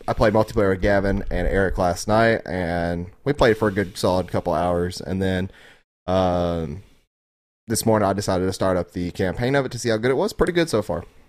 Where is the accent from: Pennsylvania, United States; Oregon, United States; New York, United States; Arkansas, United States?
Arkansas, United States; I'm from Arkansas.